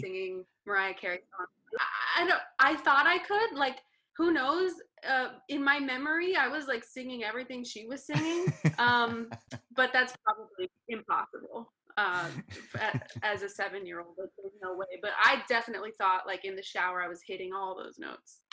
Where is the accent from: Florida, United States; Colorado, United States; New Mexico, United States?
New Mexico, United States; Las Cruces; moved away as an adult; also born or lived in Ohio / New York City, New York; now in Los Angeles, United States; las cruces new mexico